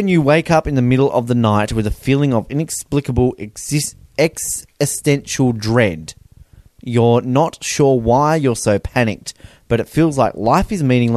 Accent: Australia; I'm from Australia

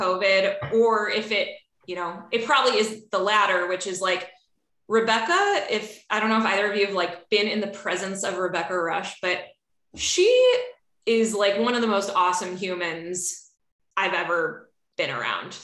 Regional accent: Chicago, Illinois, United States; accent: flat A; now in Seattle, United States; I am Catherine's neighbor to the north in Seattle, but I'm originally from Chicago. So if you if you hear a flat A anywhere in my words. It's because

